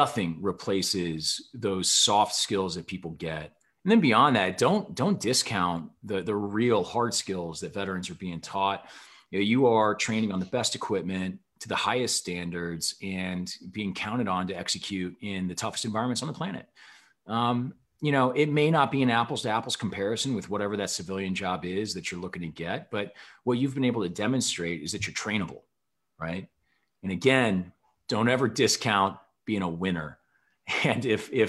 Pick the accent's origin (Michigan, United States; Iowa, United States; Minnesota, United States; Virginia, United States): Iowa, United States; Bettendorf; born or raised there; moved away as an adult; also born or lived in Omaha, Nebraska / Wisconsin